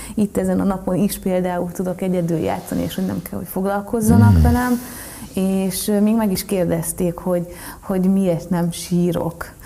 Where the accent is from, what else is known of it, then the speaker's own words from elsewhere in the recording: Marcali, Somogy, Hungary; moved away; onnan kerültem át egy gyerekotthonba, és a gyerekotthonból pedig Marcaliba